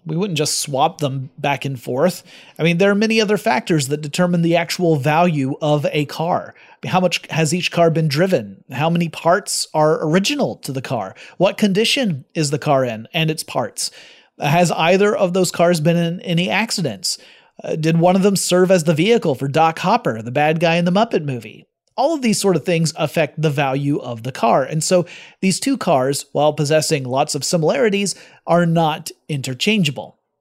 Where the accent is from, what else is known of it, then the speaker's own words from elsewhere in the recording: United States; I'm American